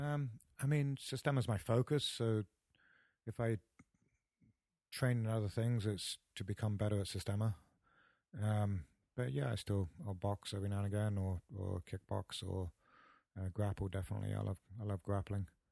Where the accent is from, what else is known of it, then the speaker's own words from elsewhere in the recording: Paignton, South West England, United Kingdom; moved away as an adult; also born or lived in Torquay / Kentucky; now in United States; my hometown in, in, uh, Paynton and Torquay